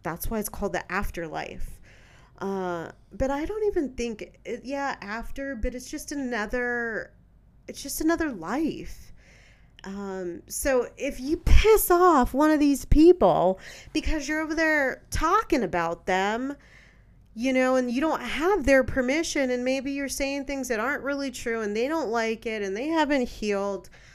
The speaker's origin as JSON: {"language": "English", "town": "San Francisco", "region": "California", "country": "United States", "tie": "born or raised there", "moved": "yes", "said": "I'm born and raised in San Francisco, California. You know, that's my hometown"}